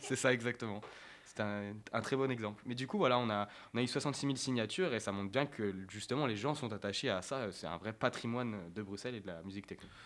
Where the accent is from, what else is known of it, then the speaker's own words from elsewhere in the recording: France; en tant que français